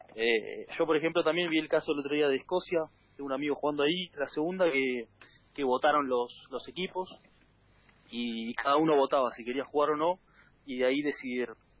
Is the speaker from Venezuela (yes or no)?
no; Argentina; moved away as an adult; now in Azuaga, Spain; no estaba en mi país